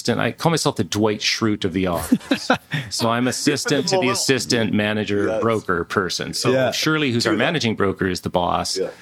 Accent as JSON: {"language": "English", "town": "Ladner", "region": "British Columbia", "country": "Canada", "tie": "born or raised there", "also_born_or_lived": "Victoria, British Columbia", "lives_now": "Kelowna, Canada", "said": "I was born in Victoria, grew up in Ladner in Vancouver, a little fishing village."}